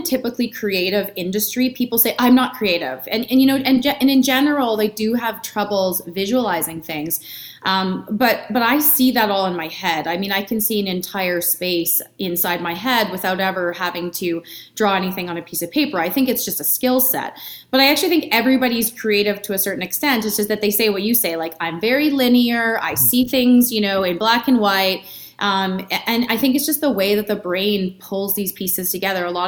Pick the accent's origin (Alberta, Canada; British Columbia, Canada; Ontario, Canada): Alberta, Canada; Edmonton; now in Calgary, Canada; I was born and raised in Edmonton